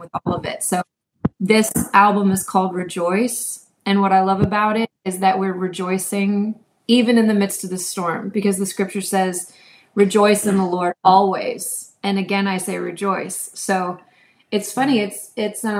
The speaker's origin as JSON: {"language": "English", "region": "New York", "country": "United States", "moved": "yes", "lives_now": "Houston, United States", "said": "I'm from New York originally"}